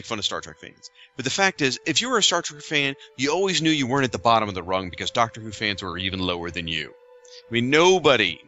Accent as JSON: {"language": "English", "country": "United States", "said": "the three of us, we're from the United States."}